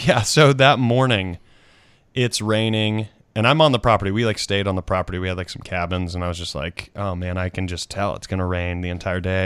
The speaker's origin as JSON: {"language": "English", "region": "South Carolina", "country": "United States", "tie": "born or raised there", "also_born_or_lived": "Washington, D.C.", "moved": "as an adult", "said": "my South Carolina, my home state"}